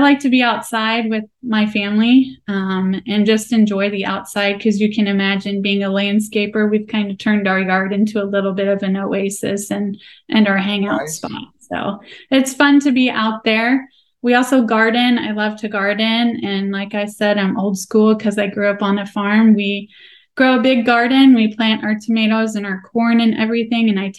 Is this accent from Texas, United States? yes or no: no; Nebraska, United States; I am born and raised in Nebraska, and I'm darn proud of it